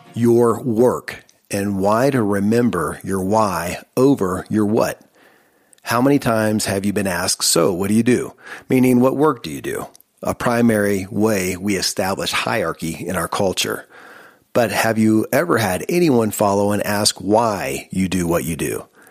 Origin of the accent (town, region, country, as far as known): Kentucky, United States; born or raised there